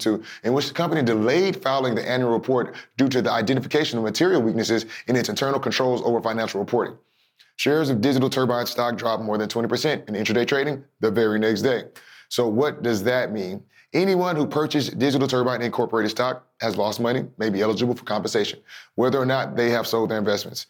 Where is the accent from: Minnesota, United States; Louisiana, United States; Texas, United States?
Texas, United States; my home state of Texas